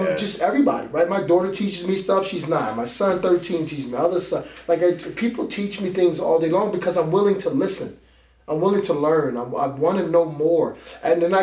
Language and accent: English; Philadelphia, Pennsylvania, United States; moved away; I grew up in Philadelphia